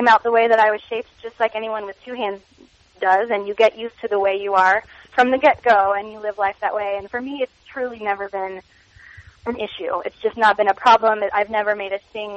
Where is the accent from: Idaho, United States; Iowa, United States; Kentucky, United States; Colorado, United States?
Kentucky, United States; growing up in Kentucky, there was a big swim team culture there